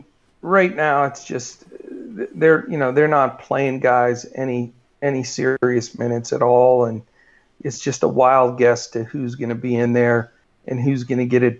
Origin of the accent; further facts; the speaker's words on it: Pennsylvania, United States; now in Dallas, United States; Well, no, I'm from Pennsylvania. I mean, I'm in Dallas now, but yeah, that wasn't my home base initially. But yeah, we're both sort of East Coast guys.